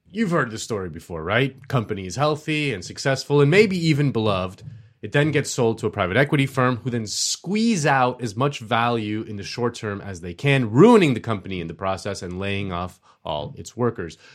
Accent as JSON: {"language": "English", "town": "Miami", "region": "Florida", "country": "United States", "tie": "born or raised there", "said": "My hometown of Miami"}